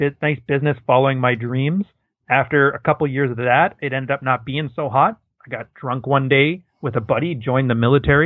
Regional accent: Edmonton, Alberta, Canada; now in Toronto, Canada; I was born in small town, big town Alberta. It's a city called Edmonton

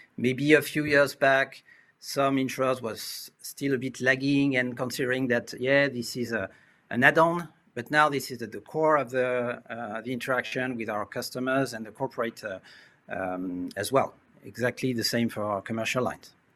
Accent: France; accent: French; English is a second language; also born or lived in Asia; As you can hear uh, from my accent, I was uh, born and raised in France

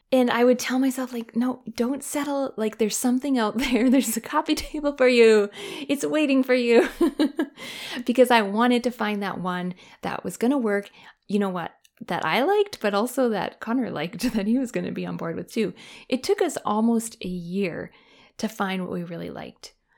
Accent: Canada; moved away; Canada, my home country

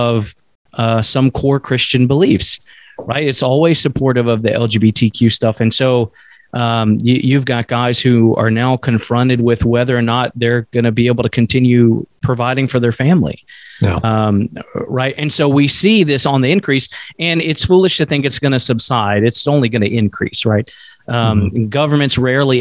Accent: Bible Belt, the South, United States; I grew up in the South in the Bible Belt

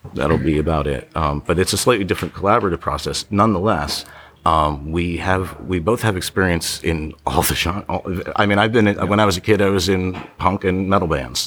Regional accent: Ocean City, New Jersey, United States; my hometown where I grew up, Ocean City, New Jersey

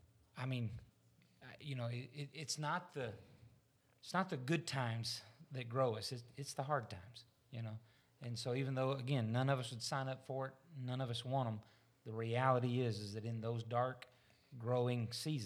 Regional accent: Missouri, United States; I'm from Missouri. I'm going to have to see one.

